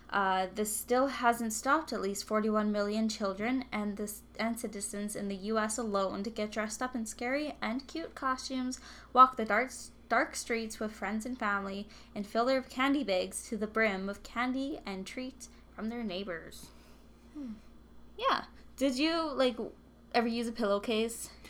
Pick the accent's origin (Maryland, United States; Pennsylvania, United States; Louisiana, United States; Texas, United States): Texas, United States; Houston; born there; was born in Houston.